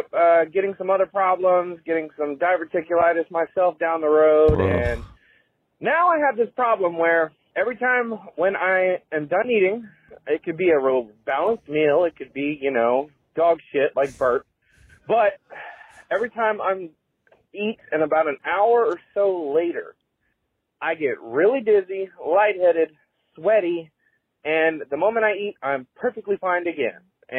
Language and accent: English; Maryland, United States; I'm from Maryland.